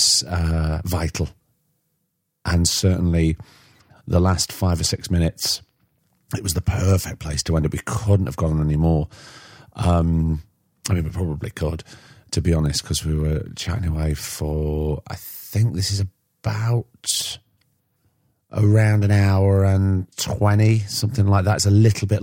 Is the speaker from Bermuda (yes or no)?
no; Blackpool, North West England, United Kingdom; also born or lived in Ansdell / Lytham St Annes; I was born in Blackpool, part raised in Blackpool, then we moved to a middle bit between St. Anne's and Lytham, which is called Ansdell.